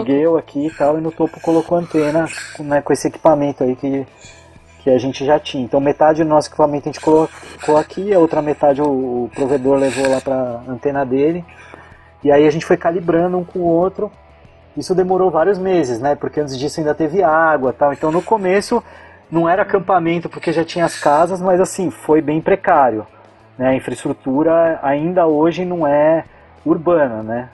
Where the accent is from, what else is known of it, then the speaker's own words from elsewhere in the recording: São Paulo, Brazil; moved away as an adult; also born or lived in Florianópolis, Brazil; eu só estudei lá, eu sou de São Paulo